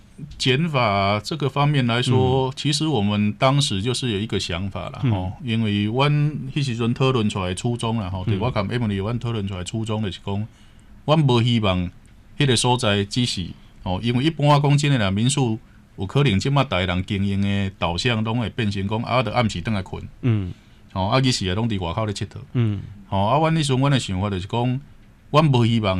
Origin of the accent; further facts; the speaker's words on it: Taiwan; 我们台湾人